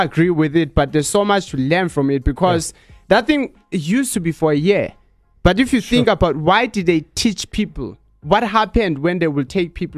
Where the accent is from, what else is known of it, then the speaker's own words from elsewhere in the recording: Eastern Cape, South Africa; growing up in Eastern Cape, I was a boy